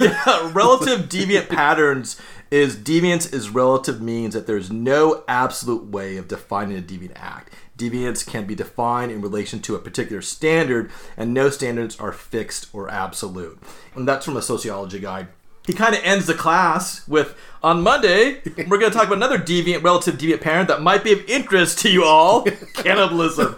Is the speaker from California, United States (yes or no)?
yes; Anaheim, California, United States; I grew up in Anaheim